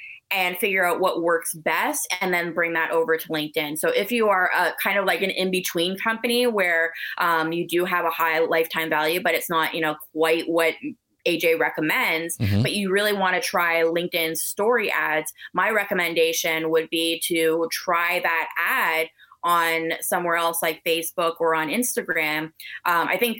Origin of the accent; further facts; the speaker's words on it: Canada; I'm so Canadian